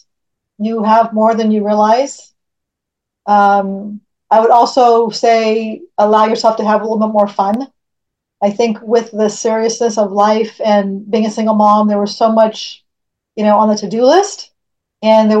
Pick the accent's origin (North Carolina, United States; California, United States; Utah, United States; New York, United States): California, United States; I'm born and raised in California.